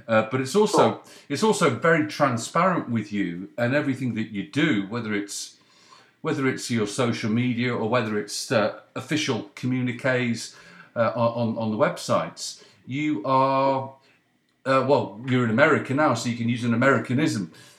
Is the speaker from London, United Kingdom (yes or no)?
no; Leeds, Yorkshire and the Humber, United Kingdom; born there; also born or lived in Cheshire; I was born in your neck of the woods. I was born in Leeds.